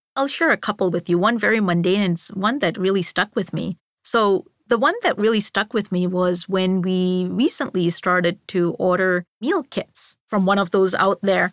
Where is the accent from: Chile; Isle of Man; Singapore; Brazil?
Singapore; moved away as an adult; also born or lived in Mumbai, India / Boston, Massachusetts / Rotterdam, Netherlands; I grew up in Singapore all the way through high school.